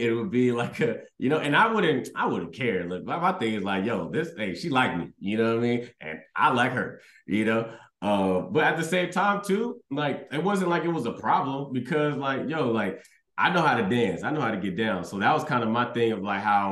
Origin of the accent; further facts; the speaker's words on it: Houston, Texas, United States; I was raised in Texas